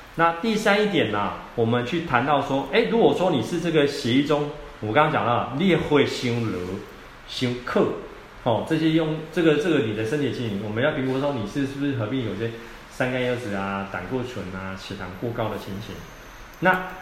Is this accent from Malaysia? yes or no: no; Taiwan; 我们台湾人啊